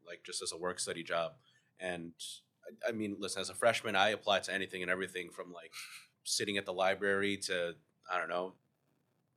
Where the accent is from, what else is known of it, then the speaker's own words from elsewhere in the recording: New York City, New York, United States; also born or lived in Massachusetts; I'm born and raised in Queens